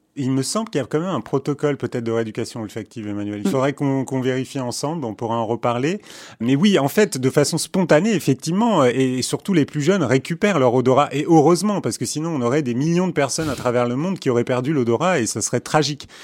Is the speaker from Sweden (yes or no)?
no; Istanbul, Turkey; moved away; also born or lived in Paris / New York; je suis né à Istanbul